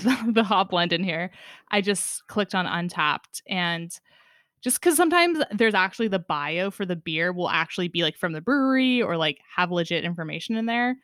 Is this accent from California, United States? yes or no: yes; Sonoma County, California, United States; growing up in Sonoma County in California